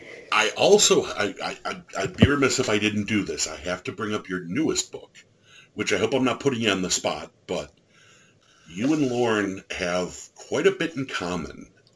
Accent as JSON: {"language": "English", "country": "Ireland", "said": "I'm an Irish fat guy."}